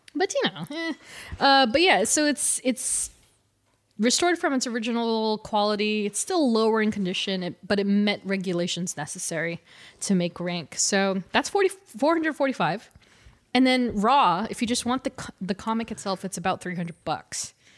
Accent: California, United States; We're both from California

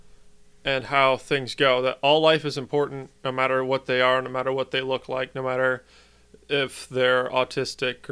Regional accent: United States

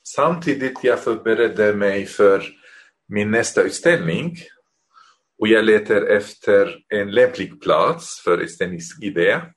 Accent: Damascus, Damascus Governorate, Syria; Swedish is a second language; moved away as an adult; also born or lived in Beirut, Lebanon; now in Norrköping, Sweden; jag är uppväxt i Damaskus

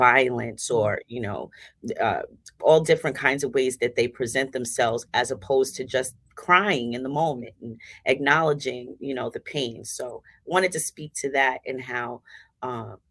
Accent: New York City, New York, United States; I'm a native Staten Islander, born and raised in Staten Island. I grew up in Mariners Harbor.

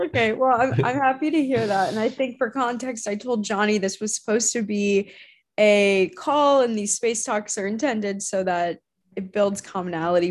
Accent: Arizona, United States; i grew up in arizona

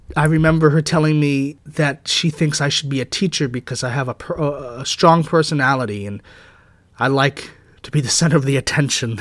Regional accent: United States; I myself, as I said, am a proud Asian American

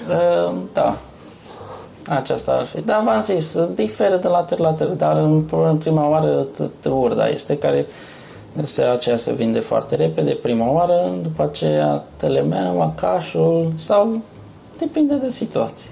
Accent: near Pitești, Argeș, Romania; moved away as an adult; now in Yorkshire, United Kingdom; în satul meu, unde, unde sunt de acolo, de lângă Pitești

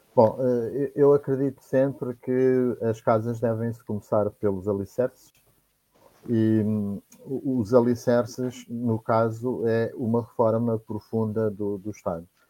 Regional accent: Viseu, Portugal; now in Óbidos, Portugal; sou natural de Penedor, no Distrito de Viseu e vivo atualmente em Óbidos

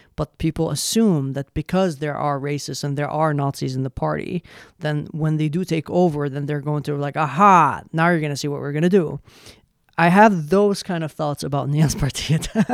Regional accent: Yemen; English is a second language; now in Sweden; I come from Yemen

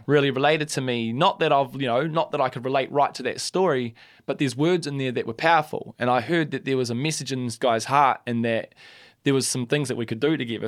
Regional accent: Christchurch, Canterbury, New Zealand; I love Christchurch, and that's my hometown, born and bred.

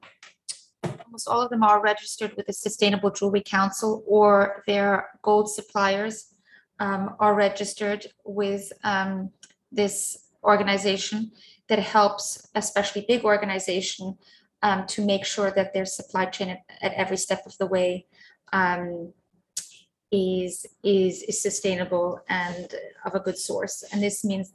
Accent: Zurich, Switzerland; now in London, United Kingdom; when I was a child growing up in Zurich

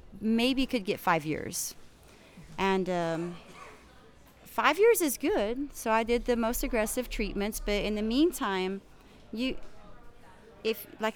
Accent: Dallas, Texas, United States; I'm from Dallas, Texas, Mesquite area

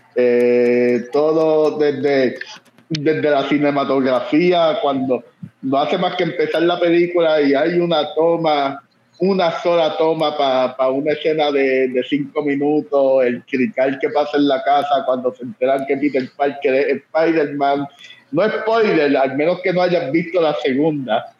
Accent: Puerto Rico; moved away

